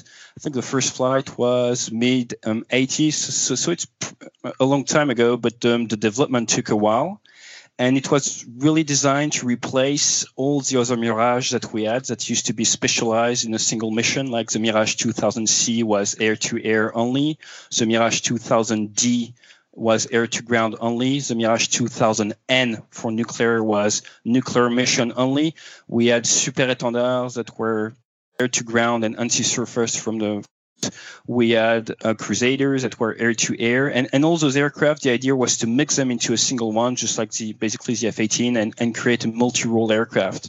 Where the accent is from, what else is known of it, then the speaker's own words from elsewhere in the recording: southwest France, France; moved away as an adult; now in United Kingdom; born and raised in the southwest of France near a force base called where my dad was stationed.